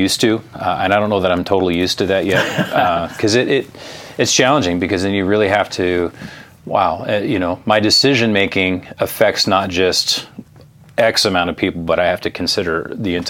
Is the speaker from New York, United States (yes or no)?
no; West Coast, California, United States; I grew up on the West Coast, California